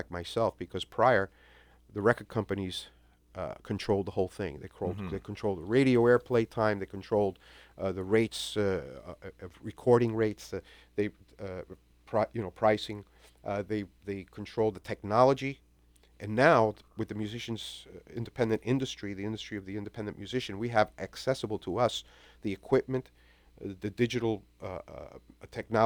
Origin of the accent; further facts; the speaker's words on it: New York City, New York, United States; now in South Florida, United States; born and raised in New York City